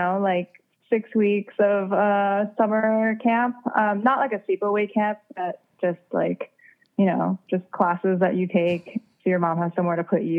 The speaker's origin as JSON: {"language": "English", "country": "South Korea", "tie": "born or raised there", "said": "I loved, reading, you know, manga comics, like growing up in Korea. And, I would always like, go back to Korea in the summers"}